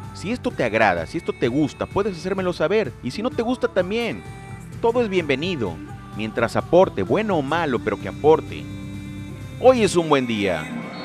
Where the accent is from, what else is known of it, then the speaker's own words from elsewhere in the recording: Lerdo de Tejada, Veracruz, Mexico; de donde yo soy originario